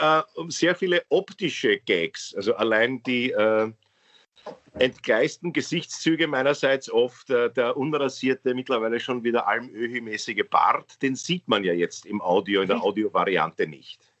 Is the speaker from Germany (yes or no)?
no; Austria; Ich bin hier geboren